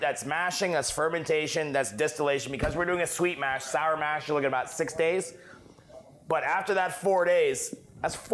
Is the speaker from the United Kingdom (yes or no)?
no; Canada; moved away; also born or lived in Texas; I'm French Canadian